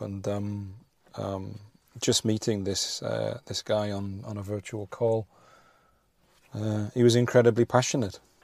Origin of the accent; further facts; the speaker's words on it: Rugby, West Midlands, United Kingdom; I'm outside the vaccine center, um, in my hometown of rugby